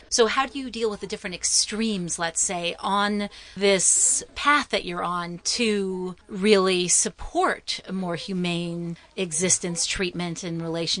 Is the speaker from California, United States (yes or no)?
yes; Los Angeles, California, United States; You see, I'm a valley girl. I grew up in Van Nuys.